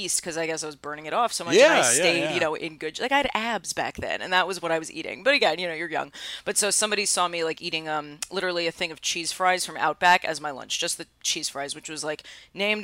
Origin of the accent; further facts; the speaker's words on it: New York City, New York, United States; I was from Astoria